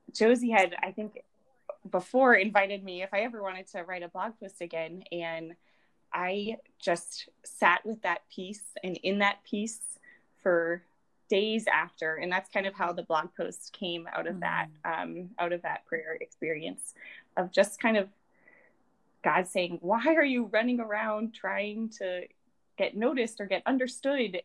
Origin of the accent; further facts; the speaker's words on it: Rhode Island, United States; now in South Bend, United States; I am from Rhode Island.